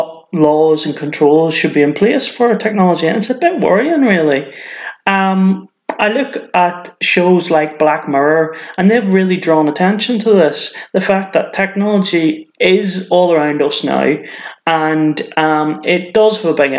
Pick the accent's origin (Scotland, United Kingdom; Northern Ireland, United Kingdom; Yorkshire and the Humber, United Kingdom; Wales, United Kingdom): Northern Ireland, United Kingdom; now in Cheshire, United Kingdom; I'm not from England. I'm originally from Northern Ireland, but I've been living here for quite a while, so I suppose it's kind of my home now.